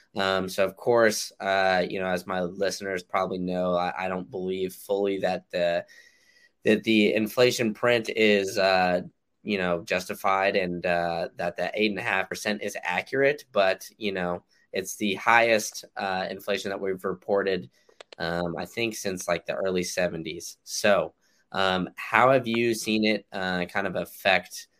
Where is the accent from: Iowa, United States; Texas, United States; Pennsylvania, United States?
Texas, United States; Austin; now in Tampa, United States; growing up in Austin